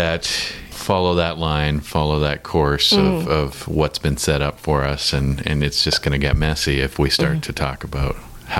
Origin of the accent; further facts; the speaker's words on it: Victoria, British Columbia, Canada; I'm from Victoria, BC.